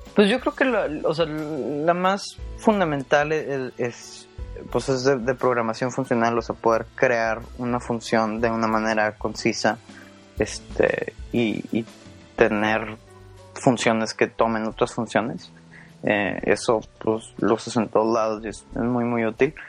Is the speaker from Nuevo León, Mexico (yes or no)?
yes; Monterrey, Nuevo León, Mexico; moved away as an adult; now in New York, United States; nací y crecí en, en Monterrey, Nuevo León